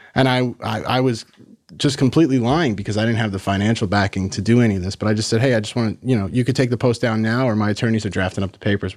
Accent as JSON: {"language": "English", "town": "Massapequa Park", "region": "New York", "country": "United States", "tie": "born or raised there", "said": "I grew up in, in Long Island, New York, in Massapequa Park."}